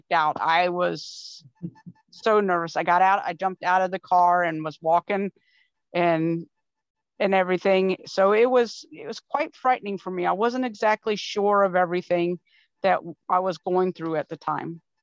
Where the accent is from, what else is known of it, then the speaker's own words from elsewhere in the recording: Florida, United States; now in Wisconsin, United States; I'm originally from Florida, and my family's from Georgia.